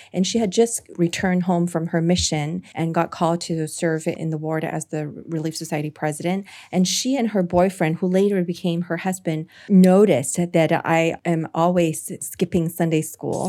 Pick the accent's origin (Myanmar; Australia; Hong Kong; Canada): Hong Kong; coming to my home country